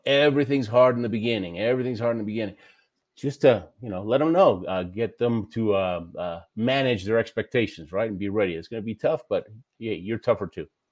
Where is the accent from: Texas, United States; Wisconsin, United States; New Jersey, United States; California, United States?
Texas, United States; Houston; also born or lived in Argentina; I lived in Houston, Texas most of my life. I was born in Argentina